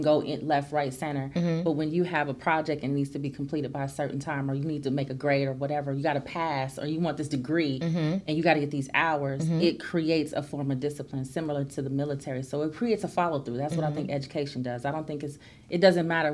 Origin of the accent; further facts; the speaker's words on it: Los Angeles, California, United States; I come from South Central Los Angeles.